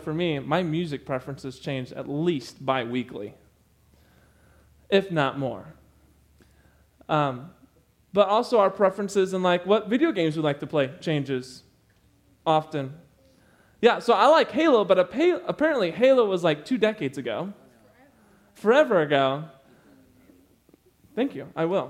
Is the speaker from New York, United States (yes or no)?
no; Goodfield, Illinois, United States; I'm from Goodfield.